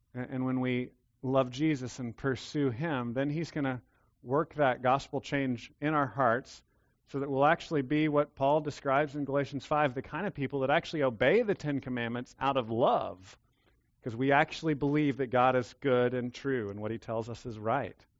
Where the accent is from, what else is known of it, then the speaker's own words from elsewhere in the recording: Texas, United States; Yes, I'm a Texan